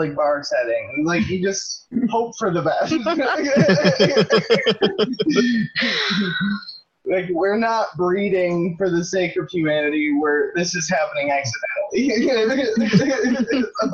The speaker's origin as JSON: {"language": "English", "country": "United States", "said": "as an American"}